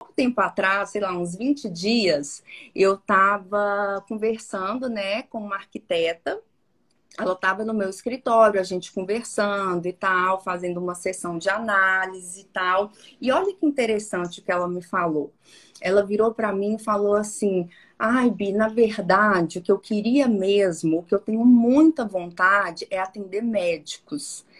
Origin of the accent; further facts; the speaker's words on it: Minas Gerais, Brazil; eu sou mineira, né? Eu sou mineira do interior.